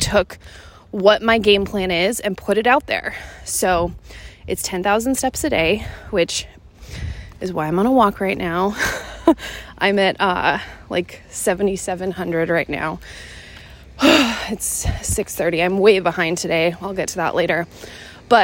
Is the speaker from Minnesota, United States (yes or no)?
no; Seattle, Washington, United States; moved away as an adult; my hometown of Seattle, Washington